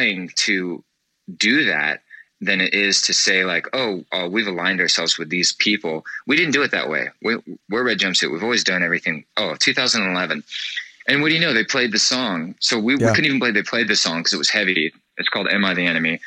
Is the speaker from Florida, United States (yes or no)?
yes; Florida, United States; we are from Florida